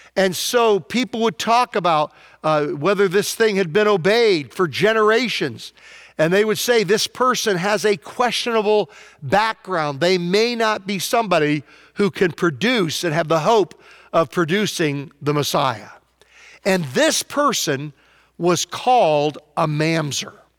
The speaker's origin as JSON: {"language": "English", "town": "Prince George", "region": "Virginia", "country": "United States", "tie": "born or raised there", "moved": "yes", "said": "the most famous person from my hometown, Prince George, Virginia, was Larry Brooks"}